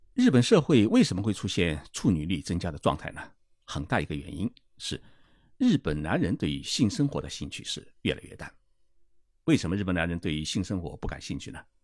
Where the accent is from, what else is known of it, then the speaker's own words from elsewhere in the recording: China; 我们中国人